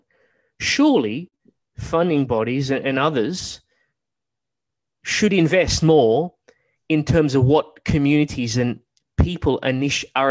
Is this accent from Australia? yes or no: yes; Australia; growing up in Australia